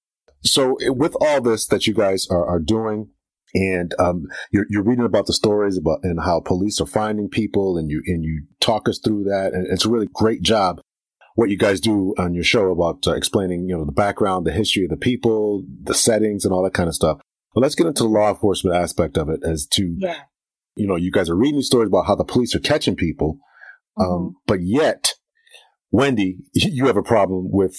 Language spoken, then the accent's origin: English; Waterbury, Connecticut, United States; growing up, I grew up in Waterbury, Connecticut, fairly.